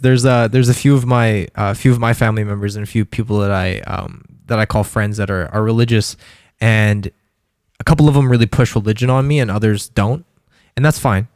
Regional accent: Calgary, Alberta, Canada; I grew up in Calgary

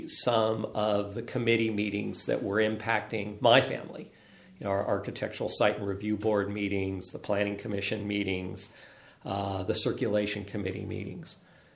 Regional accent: Del Mar, California, United States; moved away as an adult; now in Woodside, United States; I am from Southern California originally. I grew up in a small town, roughly the same size of Woodside, called Del Mar. It's in northern San Diego County. I moved to Woodside in 1992 and have been an incredibly happy resident ever since.

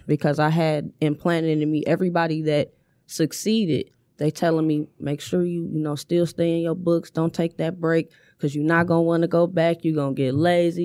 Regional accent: Inkster, Michigan, United States; born and raised on Oakwood

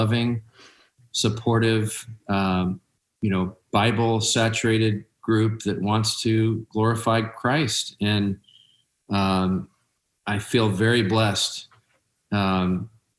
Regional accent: Seattle, Washington, United States; I grew up in North Seattle. I'm a Seattle kid.

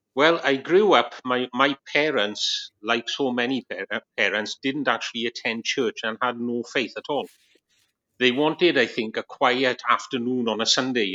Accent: Wales, United Kingdom; moved away as an adult; now in Long Eaton, United Kingdom; this man sounds really strange, it's because I'm from Wales. I'm a Welshman

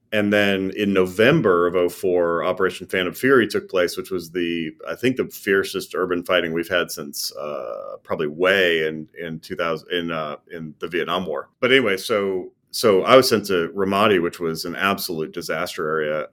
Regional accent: Minot, North Dakota, United States; I was born and raised in North Dakota, of all places, a place called Minot.

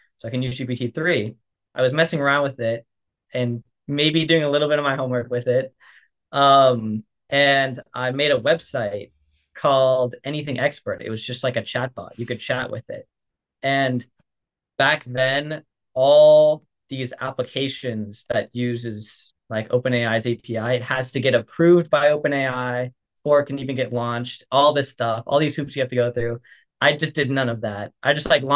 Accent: Seattle, Washington, United States; moved away; a group of friends together from back home. I'm from Seattle

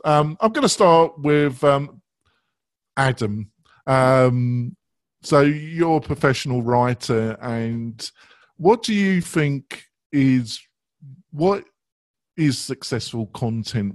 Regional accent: England, United Kingdom; I am English

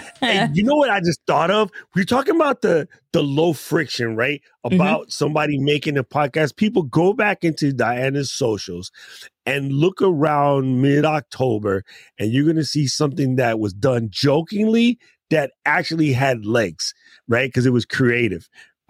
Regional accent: New York, United States; I'm from New York.

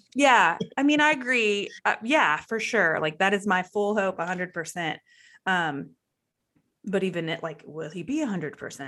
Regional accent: Waco, Texas, United States; I'm from Waco and I've always grown up as a Cowboys fan

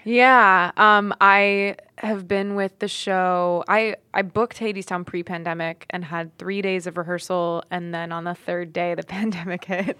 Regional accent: Florida, United States; now in New York, United States; I grew up in Florida

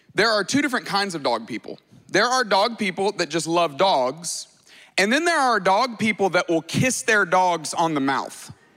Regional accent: Tuscaloosa, Alabama, United States; I grew up in Tuscaloosa, Alabama

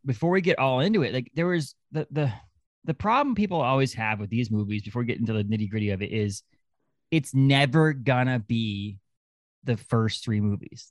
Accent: Orrington, Maine, United States; born or raised there; moved away as an adult; also born or lived in Kittery, Maine / Massachusetts

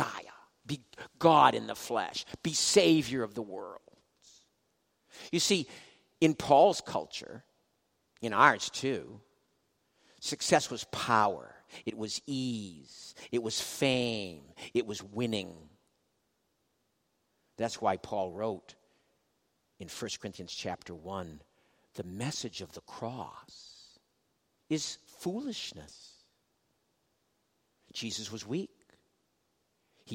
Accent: Boston, Massachusetts, United States; I'm from Boston

